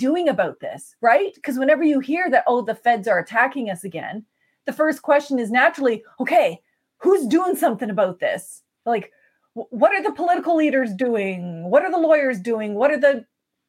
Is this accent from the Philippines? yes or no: no; Canada; we're from the Mi'kmaq Nation, we care about one another